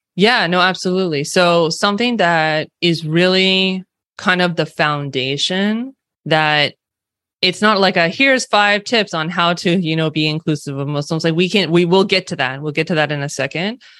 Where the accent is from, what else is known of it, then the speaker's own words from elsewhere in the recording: California, United States; accent: California Western West Coast; also born or lived in San Francisco Bay Area; I am born and raised specifically in California. uh, which you might be able to tell from my California Western West Coast accent.